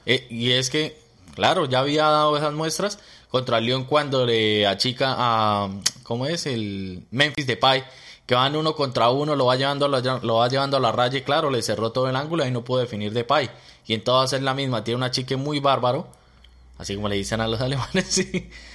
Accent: Colombia; now in Melbourne, Australia; nosotros llegamos de Colombia o nuestro país de origen

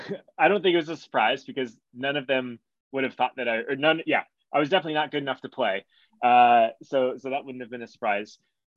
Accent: United States; And when I grew up in the States, so I'm 33 now. I was born in 1989.

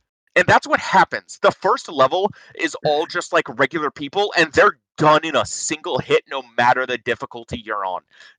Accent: Massachusetts, United States; I'm from Massachusetts.

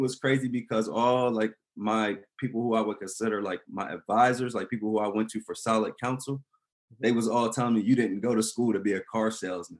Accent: Delaware, United States; also born or lived in Maryland; I was born in, in Maryland, but I'm I was really raised in Delaware.

